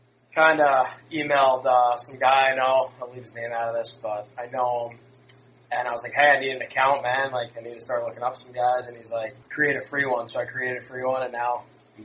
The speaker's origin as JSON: {"language": "English", "town": "Massapequa", "region": "New York", "country": "United States", "said": "From Massapequa, New York."}